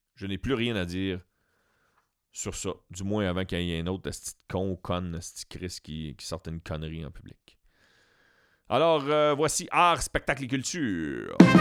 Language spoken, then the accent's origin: French; Beauharnois, Quebec, Canada; also born or lived in Saint-Hyacinthe; je suis natif de Beauharnois